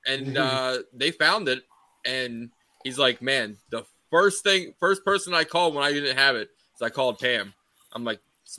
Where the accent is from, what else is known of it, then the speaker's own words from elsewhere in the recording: United States; It's because I'm American.